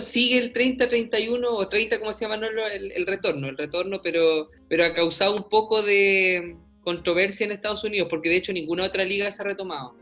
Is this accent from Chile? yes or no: yes; Puerto Montt, Los Lagos, Chile; moved away as an adult; also born or lived in Valdivia, Chile; now in Charlotte, United States; el sector donde yo llegué a vivir al sector de Mirasol con el sector de Puerto Montt a los 10 años. Viví 8 años